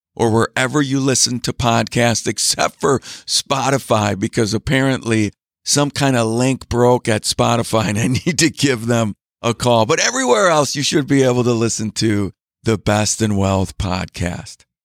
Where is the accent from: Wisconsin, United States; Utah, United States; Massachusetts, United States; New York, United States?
Wisconsin, United States; Green Bay; also born or lived in Milwaukee, Wisconsin; I grew up in Green Bay, Wisconsin